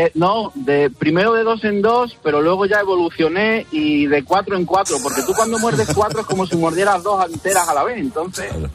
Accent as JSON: {"language": "Spanish", "town": "Cáceres", "region": "Extremadura", "country": "Spain", "moved": "yes", "lives_now": "Badajoz, Spain", "said": "yo vivo en Badajoz, aunque yo soy de Cáceres"}